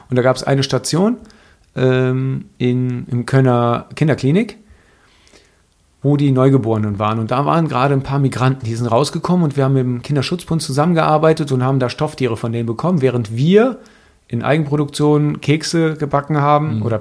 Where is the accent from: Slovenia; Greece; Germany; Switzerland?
Greece; Weil Rassismus fängt, und das weiß ich als Grieche